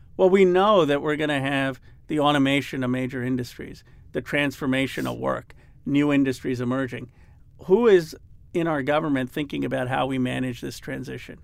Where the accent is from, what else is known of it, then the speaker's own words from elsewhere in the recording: Philadelphia, Pennsylvania, United States; I grew up in Philadelphia